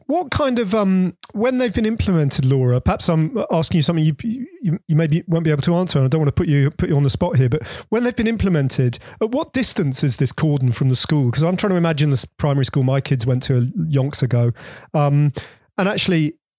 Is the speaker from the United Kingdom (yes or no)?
yes; Bedford, East of England, United Kingdom; born or raised there